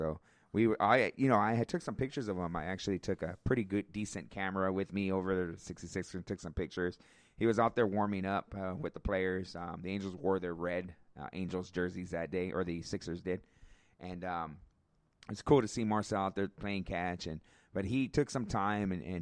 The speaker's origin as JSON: {"language": "English", "town": "Riverside", "region": "California", "country": "United States", "said": "I'm from Riverside"}